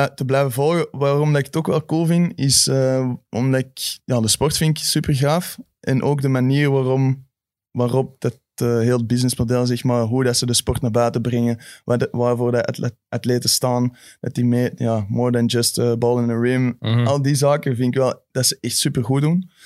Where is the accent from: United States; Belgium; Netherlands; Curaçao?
Belgium; als Belg